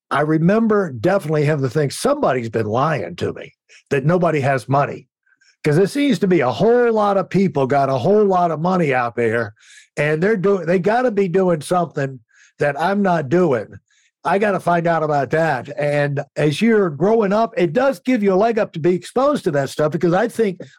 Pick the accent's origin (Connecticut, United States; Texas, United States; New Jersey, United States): Connecticut, United States; the idea of growing up in Connecticut, when I think of Connecticut, you think of basically it's wrong, but you think of wealth.